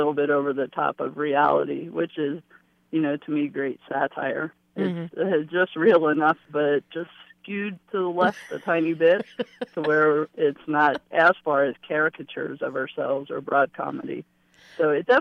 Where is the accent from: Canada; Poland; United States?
United States; Ohio; now in Los Angeles, United States; I was a kid from Ohio